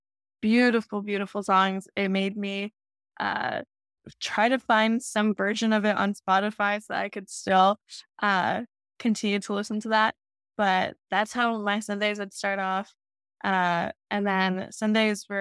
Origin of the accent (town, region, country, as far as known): Florida, United States; born or raised there